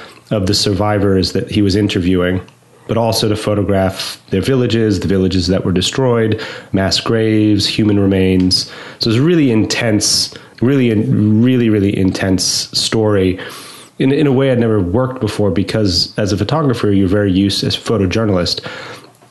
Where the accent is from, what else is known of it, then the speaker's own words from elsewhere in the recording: New York, United States; moved away as an adult; also born or lived in London / Iraqi Kurdistan; I grew up in New York. I moved back in 2015